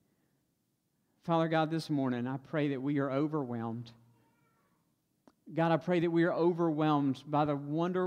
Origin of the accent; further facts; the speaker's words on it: Stokes County, North Carolina, United States; accent: Stokes County twang; I grew up in Stokes County